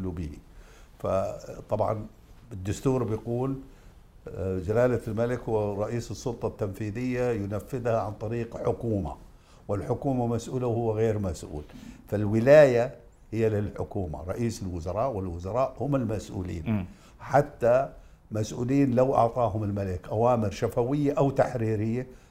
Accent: Karak, Karak Governorate, Jordan; أنا بأتي من الكرك

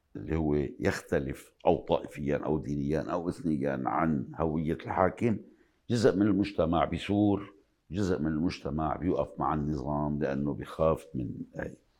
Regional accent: Lebanon; بلبنان تحديداً أنا كلبناني، آه، عم عيش شخصياً كمان

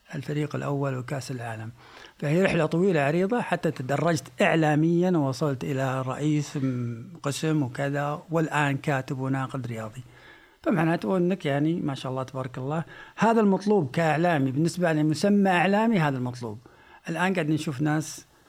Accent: Saudi Arabia; احنا ك كسعوديين

